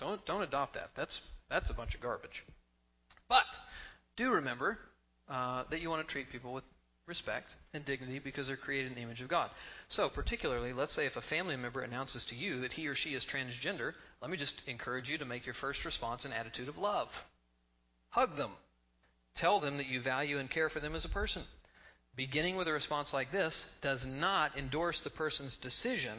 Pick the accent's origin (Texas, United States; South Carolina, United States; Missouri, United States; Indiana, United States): Texas, United States; I grew up in Texas